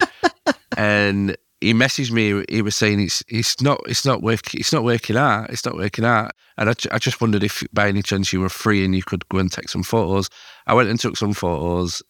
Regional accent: Yorkshire and the Humber, United Kingdom; as a Yorkshireman

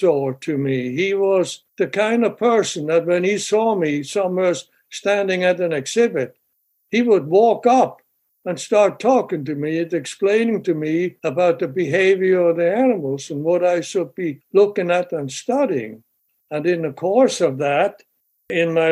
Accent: Basel, Basel-Stadt, Switzerland; moved away as an adult; also born or lived in Rangoon, Burma / Albuquerque, New Mexico / Atlanta, Georgia / Philadelphia; now in United States; I grew up in Switzerland and then left Switzerland after with 21 years of age.

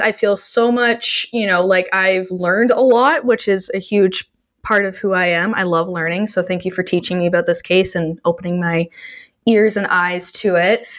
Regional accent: Canada; I'm Canadian

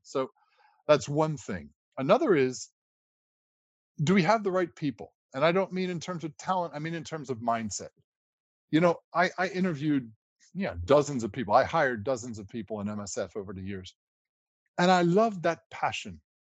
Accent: United States; I'm a lawyer by background and I'm an American

